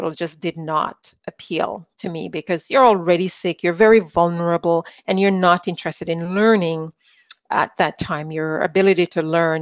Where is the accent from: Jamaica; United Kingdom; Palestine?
Jamaica; moved away; Being born in the Caribbean, I was born in Jamaica